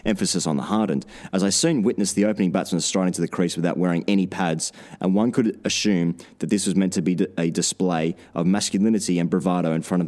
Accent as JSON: {"language": "English", "town": "Goulburn", "region": "New South Wales", "country": "Australia", "tie": "born or raised there", "said": "Growing up in Goulburn in southern New South Wales in the early to mid-2000s, I spent my summers playing junior cricket on Saturday mornings"}